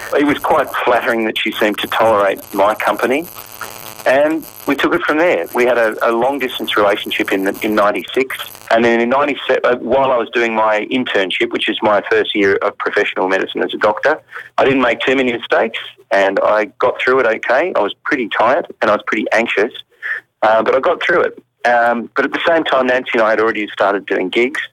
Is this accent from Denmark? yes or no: no; Australia; moved away as an adult; also born or lived in England; as an Australian